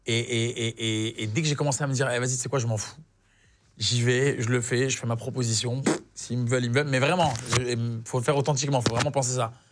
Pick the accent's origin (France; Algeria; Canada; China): Algeria; et que je suis algérien, mais j'aurais dit, mais c'est un petit peu les Algériens, on est, on est les Brésiliens de, l'Afrique du Nord, en fait.